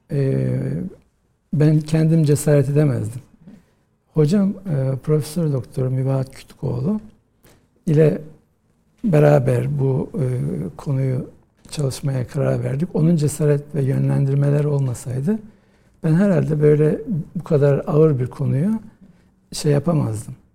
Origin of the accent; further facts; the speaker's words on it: Rize, Rize Province, Turkey; ben e, Rize'de doğdum e, 1963 yılında ve e, ilkokulu, ortaokulu, liseyi Rize'de okudum.